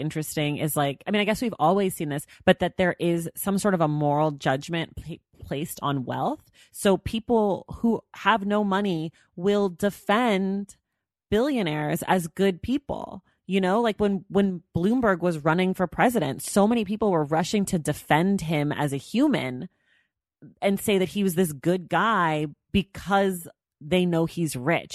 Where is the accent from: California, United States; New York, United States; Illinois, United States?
California, United States; I'm from California